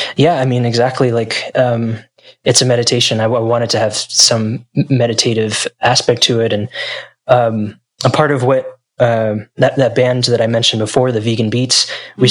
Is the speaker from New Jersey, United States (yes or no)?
yes; New Jersey, United States; moved away; I grew up in New Jersey in the United States